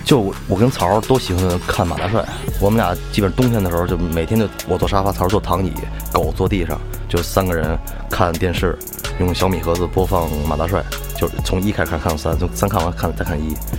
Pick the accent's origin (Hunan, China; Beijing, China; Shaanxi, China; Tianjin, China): Beijing, China; 就是北京可能第一个live house，八十年代， 叫外交人员夜总会， 就， 就那个， 那个场面比现在的场面混乱多了，我妈给我讲，就是更疯狂，更混乱， 然后从小就在那儿长大的